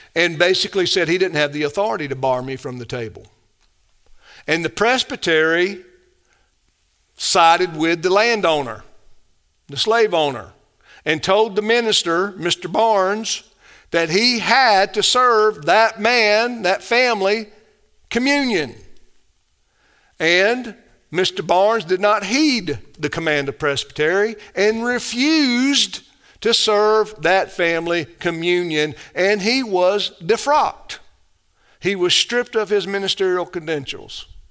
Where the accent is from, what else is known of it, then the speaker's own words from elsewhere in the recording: the South, United States; I love the South. I'm a Southerner